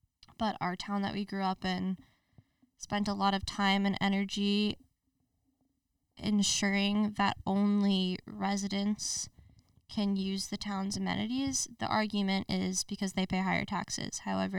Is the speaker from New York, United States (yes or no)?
yes; Long Island, New York, United States; born or raised there